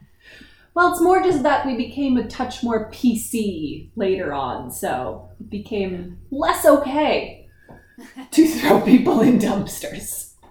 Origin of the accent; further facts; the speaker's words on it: Minnesota, United States; I'm from Minnesota